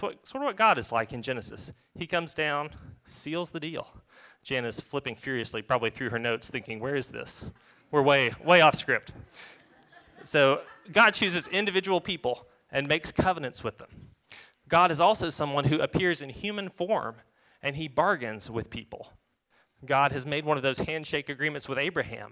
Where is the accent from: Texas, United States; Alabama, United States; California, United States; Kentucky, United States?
Alabama, United States; North; I grew up in North Alabama